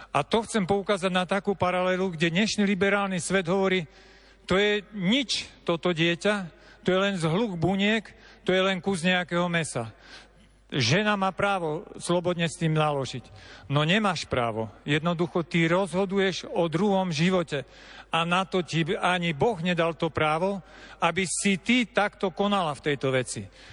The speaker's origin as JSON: {"language": "Slovak", "country": "Slovakia", "said": "Ja som zo Spiša a tiež máme takú hlbokú úctu k Matke Božej"}